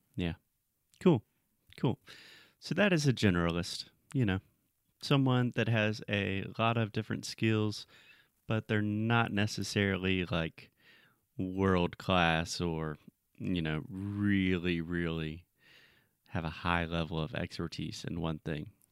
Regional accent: South Carolina, United States; my home state of South Carolina.

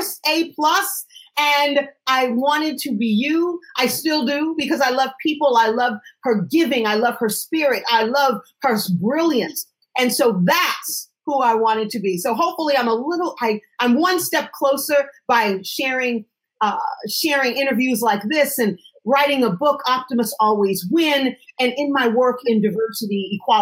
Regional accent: Connecticut, United States; I am from Connecticut

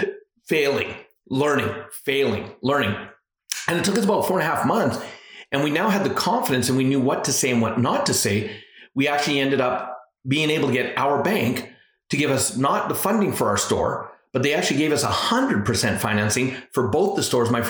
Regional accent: Alberta, Canada; also born or lived in British Columbia; Yeah, you know, I was born actually in British Columbia, but lived most of my life in Alberta, and I'm the youngest of four.

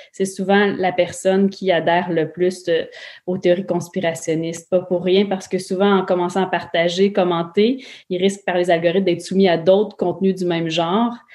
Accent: Quebec, Canada

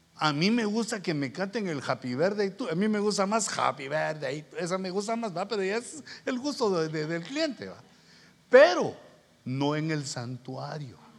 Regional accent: Guatemala; moved away; yo vengo de Guatemala

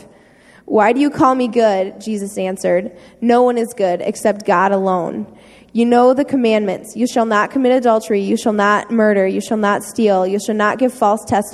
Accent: St. Joseph, Michigan, United States; St. Joe, Michigan

